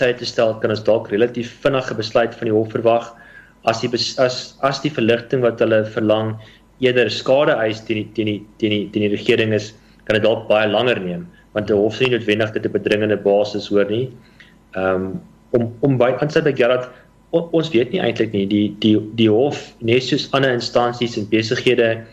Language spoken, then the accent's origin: Afrikaans; South Africa